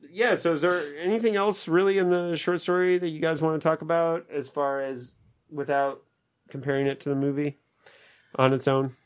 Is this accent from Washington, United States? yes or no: no; Indiana, United States; my home state of Indiana